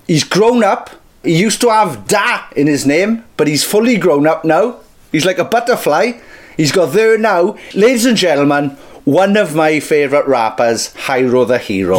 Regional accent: Merthyr Tydfil, Wales, United Kingdom; I'm from Merthyr Tydfil, where rap doesn't exist yet

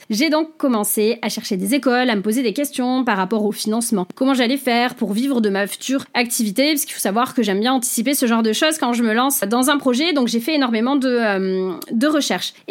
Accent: Saint-Jean-de-Luz, Nouvelle-Aquitaine, France; now in Bordeaux, France; j'ai 35 ans, je suis originaire du Pays Basque, Saint-Jean-de-Luz pour ceux qui connaissent, et je vis à Bordeaux

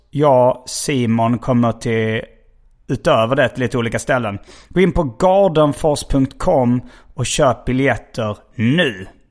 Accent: Hjärup, Skåne, Sweden; där jag växte upp i Hjärup

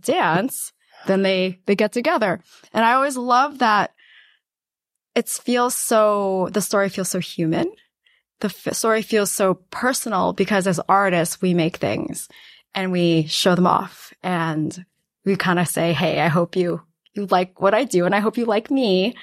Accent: New York City, New York, United States; also born or lived in Guangdong, China / West Harlem, New York City; I actually grew up in a house. um, in Queens.

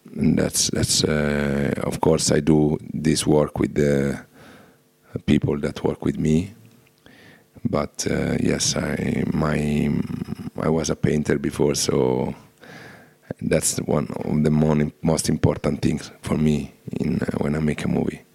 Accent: Rome, Lazio, Italy; I'm from Rome

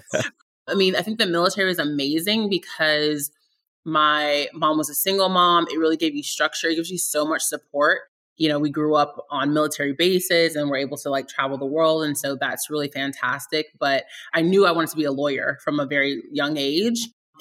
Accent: Virginia, United States; also born or lived in Germany; So I was born in Germany and I lived all over the US. I'm the youngest of three from very, very humble beginnings. We settled in Virginia when I was about 12, and I went to high sch

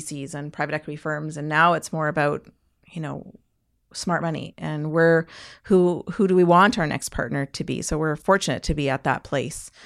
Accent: Canada

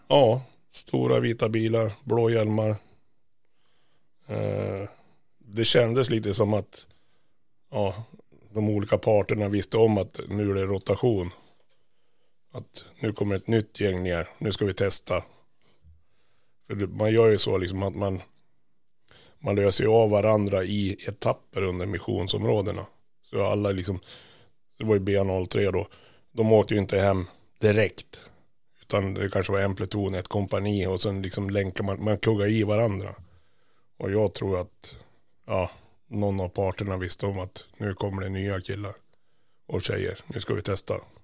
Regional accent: Sweden; lite blåögda svenskar

